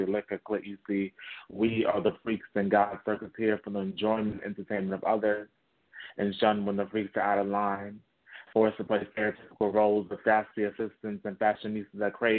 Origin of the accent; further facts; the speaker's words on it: New York City, New York, United States; I'm born and raised in Bronx, New York City